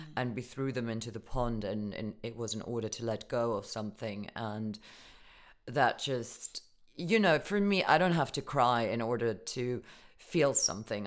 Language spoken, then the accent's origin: English; Germany; moved away; growing up in Germany